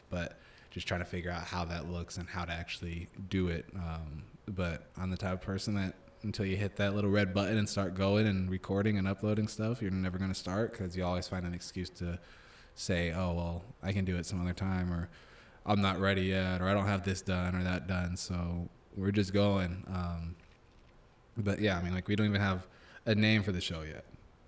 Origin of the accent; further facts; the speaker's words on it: Omaha, Nebraska, United States; I'm from Omaha.